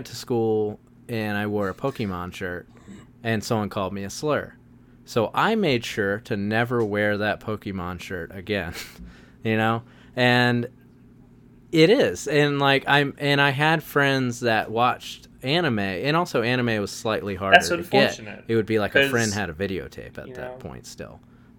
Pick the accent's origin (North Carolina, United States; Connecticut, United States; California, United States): North Carolina, United States; Wilmington; I was raised in Wilmington, North Carolina